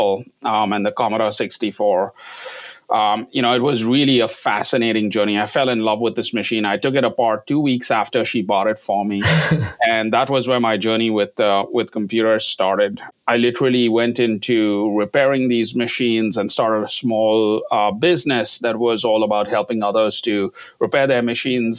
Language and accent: English; India; moved away; I grew up in India, all over India. My father was a hotelier, we moved around.